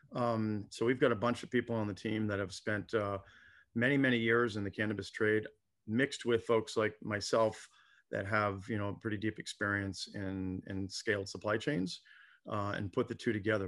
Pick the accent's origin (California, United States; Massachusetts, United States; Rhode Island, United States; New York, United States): Rhode Island, United States; now in Santa Barbara, United States; my home state of Rhode Island